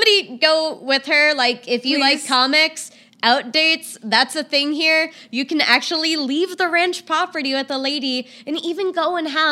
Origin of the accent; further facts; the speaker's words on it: New York City, New York, United States; moved away as an adult; also born or lived in Midwest; I grew up in New York City